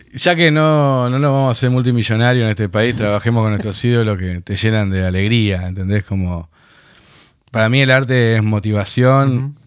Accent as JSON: {"language": "Spanish", "region": "Buenos Aires", "country": "Argentina", "tie": "born or raised there", "also_born_or_lived": "Tucumán", "said": "Pero nos criamos acá"}